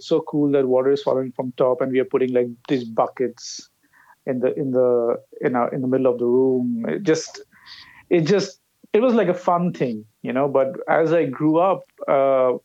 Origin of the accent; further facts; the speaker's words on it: Kolkata, West Bengal, India; I grew up in South Kolkata, in a place called Behala.